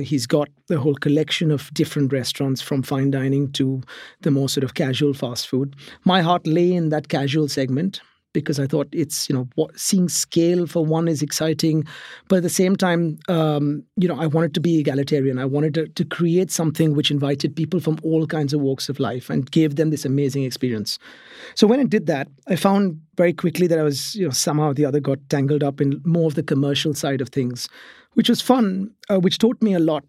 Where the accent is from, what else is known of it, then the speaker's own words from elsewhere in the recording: Mumbai, Maharashtra, India; moved away as an adult; now in England; I grew up in Mumbai, which is in India